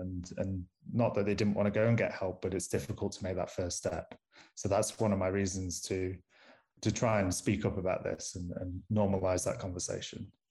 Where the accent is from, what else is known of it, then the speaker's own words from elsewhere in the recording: Manchester, North West England, United Kingdom; accent: strong northern; moved away as an adult; also born or lived in Groningen; now in Pretoria, South Africa; am originally from Manchester, so you may need to put subtitles on this podcast because I have a, a strong northern accent